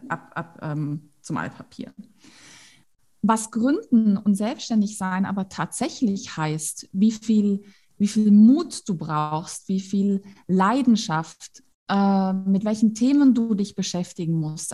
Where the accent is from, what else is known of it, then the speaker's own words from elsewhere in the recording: Tyrol, Austria; bei uns in Tirol